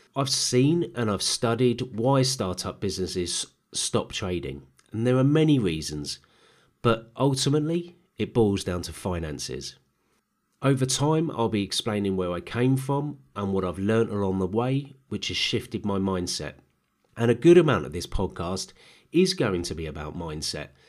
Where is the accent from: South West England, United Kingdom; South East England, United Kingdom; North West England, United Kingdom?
South East England, United Kingdom; Herne Bay; also born or lived in Lambeth, London / Peckham, London; move out of London to Kent. And my dad had been stationed in Canterbury, he found a home in a little seaside town called Herne Bay.